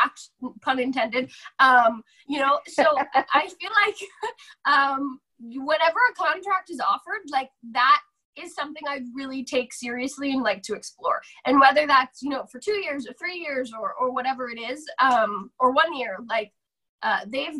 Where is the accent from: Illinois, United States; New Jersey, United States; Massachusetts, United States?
New Jersey, United States; Jefferson Township; moved away; I grew up in Jefferson Township, which gets split into like two smaller towns.